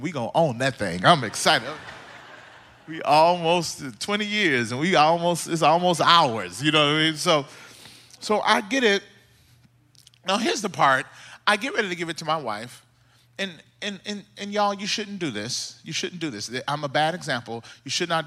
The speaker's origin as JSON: {"language": "English", "region": "Mississippi", "country": "United States", "tie": "born or raised there", "also_born_or_lived": "Southern California", "moved": "as an adult", "lives_now": "California, United States", "said": "I'm originally from Mississippi, like I said earlier. And me and my wife, when we moved out from Mississippi to California"}